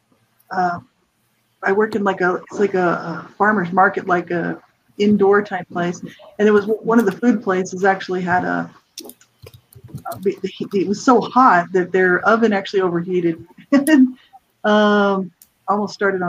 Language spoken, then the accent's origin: English; New Mexico, United States; moved away; I'm from the States, from New Mexico originally